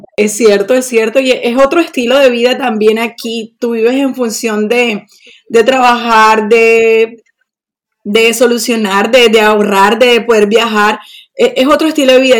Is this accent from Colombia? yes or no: yes; Barranquilla, Atlántico, Colombia; moved away as an adult; now in Sweden; soy de Colombia, de Barranquilla, la costa.